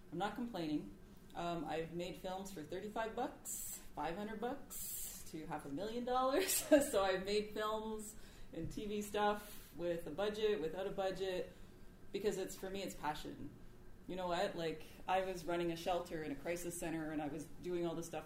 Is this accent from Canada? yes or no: yes; Attawapiskat First Nation, Ontario, Canada; also born or lived in Toronto / Sudbury / Montreal / Ottawa; now in Vancouver, Canada; I'm Cree from Attawapiskat First Nation in Northern Ontario. Um, I've lived in Toronto, Sudbury, Montreal, Ottawa. Now I'm here in Vancouver.